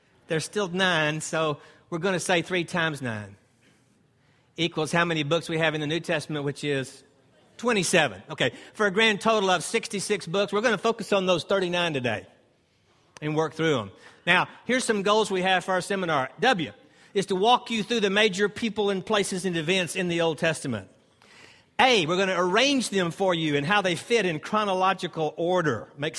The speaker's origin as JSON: {"language": "English", "town": "Greenville", "region": "South Carolina", "country": "United States", "said": "This is about my fourth time to be here, and I'm from Greenville, South Carolina, and an instructor with Walk Through the Bible."}